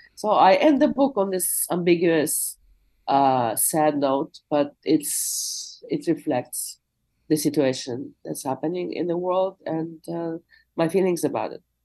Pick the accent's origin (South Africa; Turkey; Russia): Russia; Moscow; now in Jackson Heights, New York, United States; I was born in the USSR, I'm from Moscow, I'm a Russian speaker